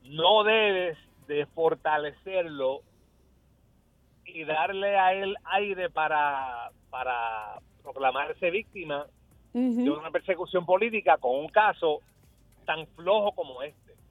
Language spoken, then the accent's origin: Spanish; New York, United States; me crié en Nueva York en los años 70